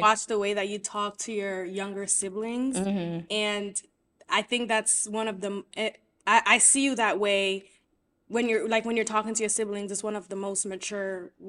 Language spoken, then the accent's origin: English; New York, United States; also born or lived in Haiti; So I was born there and I spent majority of my childhood here. The first time we came here, I was probably around like 6 years old